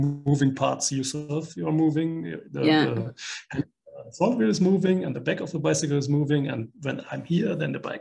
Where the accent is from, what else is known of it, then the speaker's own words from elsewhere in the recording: Koblenz, Rhineland-Palatinate, Germany; Koblenz, my hometown in Germany.